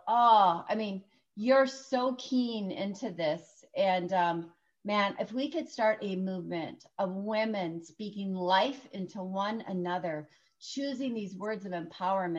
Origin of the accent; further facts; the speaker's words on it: Prior Lake, Minnesota, United States; I'm from Prior Lake, Minnesota